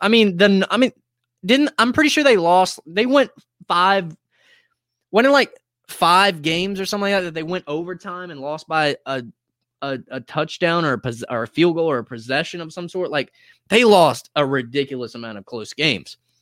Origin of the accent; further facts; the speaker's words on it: Greensboro, North Carolina, United States; also born or lived in High Point, North Carolina; my hometown of Greensboro